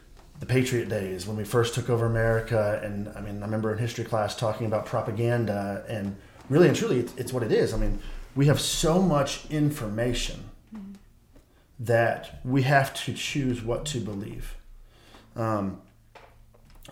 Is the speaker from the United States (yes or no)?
yes; Michigan, United States; now in Texas, United States; I'm from Michigan and I've been back and forth a bunch this year